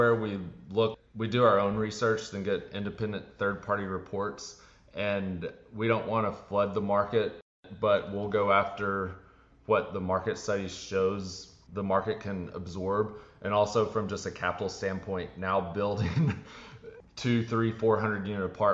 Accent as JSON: {"language": "English", "region": "Texas", "country": "United States", "said": "I'm from Texas."}